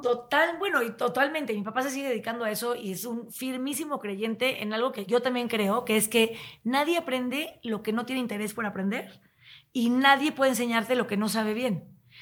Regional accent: Tepoztlán, Morelos, Mexico; also born or lived in Chihuahua; now in Mexico City, Mexico; yo crecí en Tepoztlán

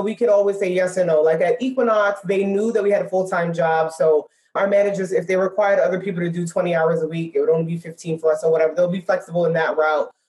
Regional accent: New York City, New York, United States; moved away as an adult; now in Dallas, United States; we're born and raised in Brooklyn, New York.

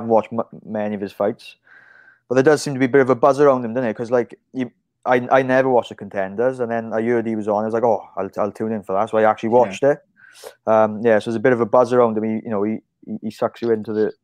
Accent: Wales, United Kingdom; I'm Welsh

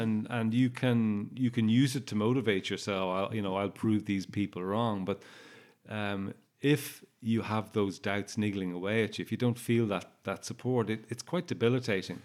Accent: Ireland; also born or lived in Warwickshire, England; I'm Irish

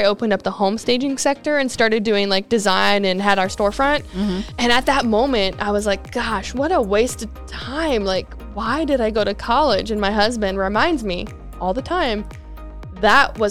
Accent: California, United States; moved away as an adult; I'm originally from California and moved out here June of 2019.

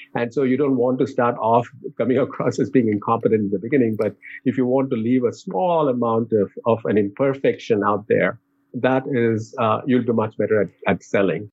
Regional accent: India; moved away; growing up in India

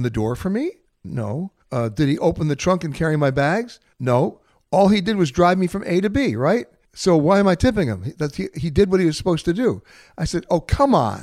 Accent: New York, United States; I'm born and raised in New York

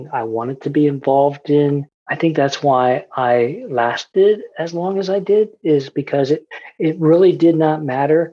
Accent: central Pennsylvania, United States; where I grew up in central Pennsylvania, and I was a PK, a preacher's kid

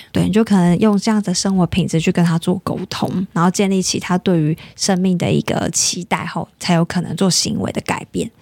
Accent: Taiwan; 而且我们台湾人也很好客

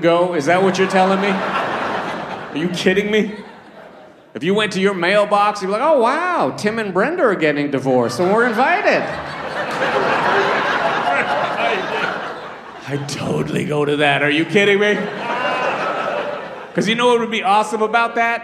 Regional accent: Toronto, Ontario, Canada; also born or lived in Trinidad; I was born in Trinidad, but I grew up in Toronto

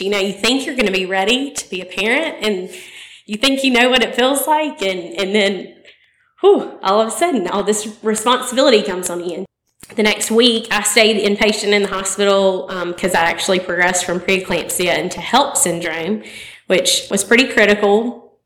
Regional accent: Opelika, Alabama, United States; I was born and raised in Opelika

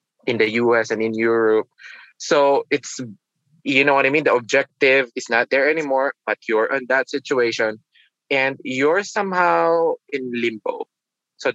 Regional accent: Manila, Metro Manila, Philippines; moved away as an adult; also born or lived in Queens, New York; now in New York, United States; I'm born and raised in Manila. So it's Metro Manila, Philippines. And I moved to New York when I was 28

